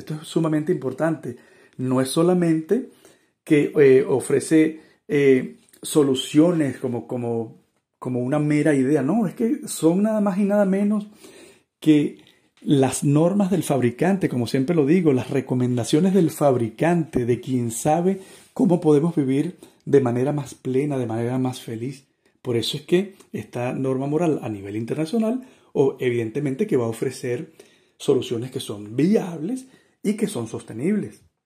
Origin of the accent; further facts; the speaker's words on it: Venezuela; yo soy venezolano, más o menos delgado, calvo, un poquito alto